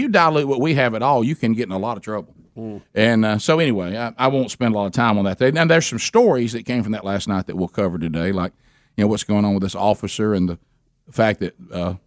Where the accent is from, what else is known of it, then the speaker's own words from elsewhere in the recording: United States; we're American, so we scream and holler and point